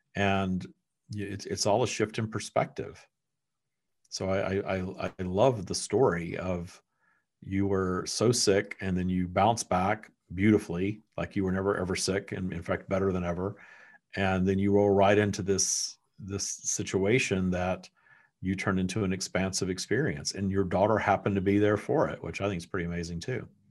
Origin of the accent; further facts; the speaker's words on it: Texas, United States; also born or lived in Florida; now in Southern California, United States; I was born in Texas. My family has never left Texas.